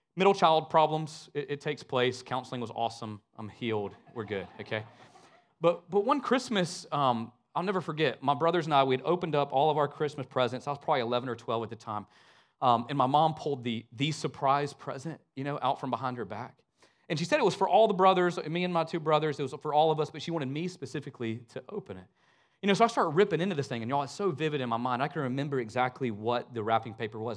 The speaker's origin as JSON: {"language": "English", "region": "Northwest Georgia", "country": "United States", "tie": "born or raised there", "moved": "as an adult", "lives_now": "Richmond Hill, Georgia, United States", "said": "I'm from a really small town in Northwest Georgia"}